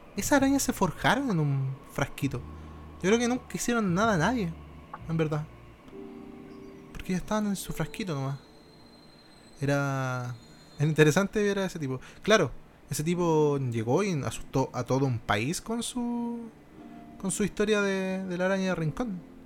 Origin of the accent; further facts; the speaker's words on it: Rancagua, O'Higgins, Chile; Yo soy de región, ¿cachai? Yo soy de, de Rancagua